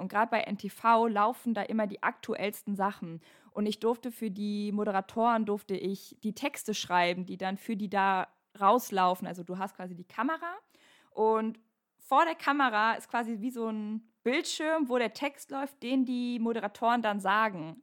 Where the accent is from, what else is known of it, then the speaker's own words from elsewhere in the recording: North Rhine-Westphalia, Germany; bei uns in NRW